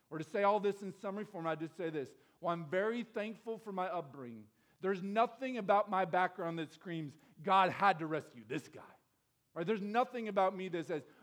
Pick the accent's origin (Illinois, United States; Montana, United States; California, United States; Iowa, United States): Iowa, United States; Chariton; I grew up in Sheraton, Iowa